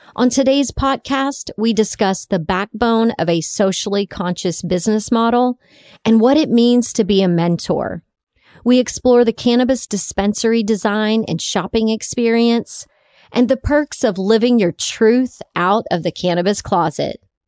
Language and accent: English; Texas, United States; my home state of Texas